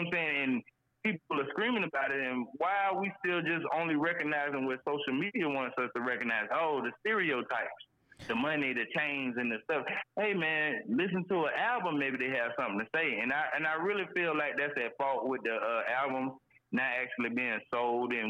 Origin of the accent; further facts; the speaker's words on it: Jacksonville, Florida, United States; I'm from Duval, Florida